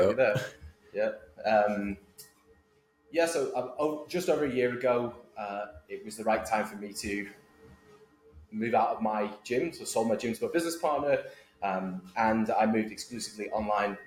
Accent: Manchester, North West England, United Kingdom; moved away as an adult; also born or lived in Boston, United States; now in United States; I am originally from Manchester, Northern England, you should probably tell. But I've lived in the US for 10 years.

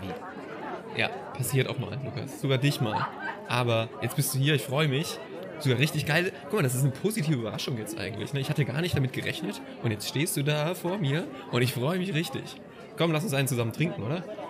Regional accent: Mannheim, Baden-Württemberg, Germany; moved away as an adult; now in Hamburg, Germany; ich komme aus Mannheim eigentlich

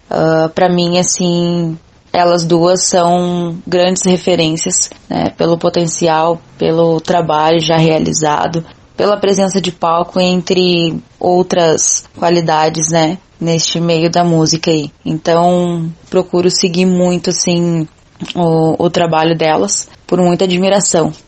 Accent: Arroio dos Ratos, Rio Grande do Sul, Brazil; Comecei em uma banda aqui da minha cidade, onde nasci e me criei, na cidade de Arroio dos Ratos, na região carbonífera

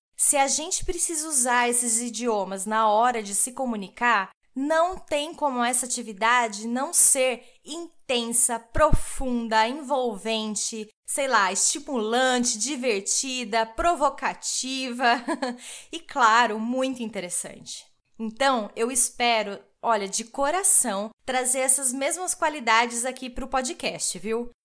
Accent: Brazil; first language Portuguese; moved away as an adult; now in Nuremberg, Germany; sou brasileira

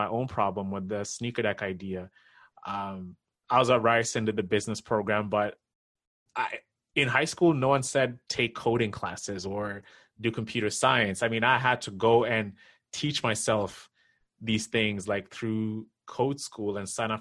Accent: Kenya; now in North America; me coming from Kenya

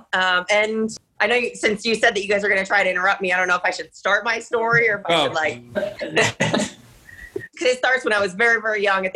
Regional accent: Ann Arbor, Michigan, United States; I grew up in Ann Arbor, which is the city where the university is located

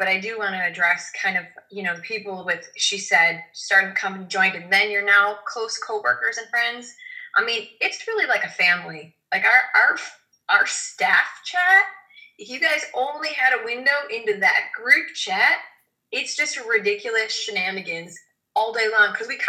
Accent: Chicago, Illinois, United States; I'm from Chicago, Amber.

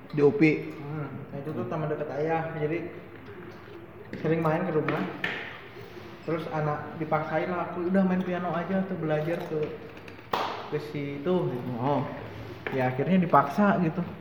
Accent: Bandung, West Java, Indonesia; born there; Lahir di Bandung

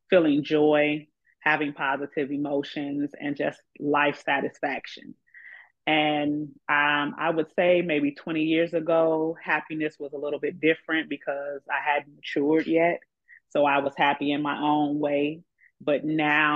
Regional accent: Chicago, Illinois, United States; I was born and raised in Chicago all my life

